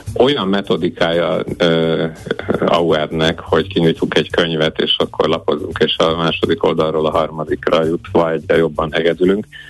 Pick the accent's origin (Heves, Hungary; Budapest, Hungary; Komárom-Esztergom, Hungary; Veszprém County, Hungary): Veszprém County, Hungary; Veszprém; veszprémiek, én is itt születtem, és itt is élünk a családommal